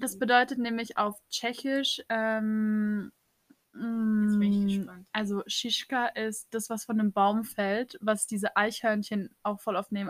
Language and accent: German; Baden-Baden, Baden-Württemberg, Germany; Wir kommen auch aus Baden-Baden